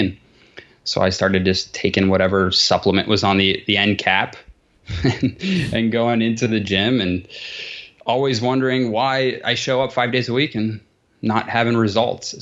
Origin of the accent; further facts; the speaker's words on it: Columbus, Ohio, United States; also born or lived in New Jersey; I am in Columbus, Ohio, A K A the sea bus